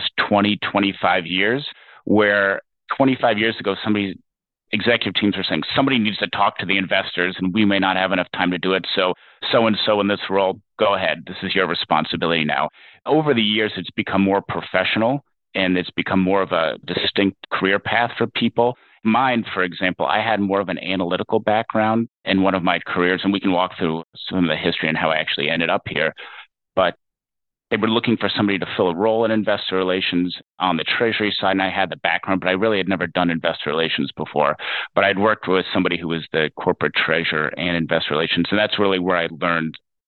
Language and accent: English; Ohio, United States; moved away as an adult; also born or lived in Belgium; I'm originally from Ohio